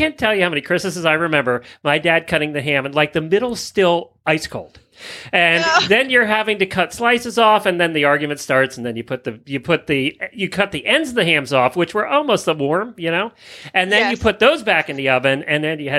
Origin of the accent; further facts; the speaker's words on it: Lancaster County, Pennsylvania, United States; now in Florida, United States; growing up in Lancaster County, Pennsylvania, which is the heart of Amish country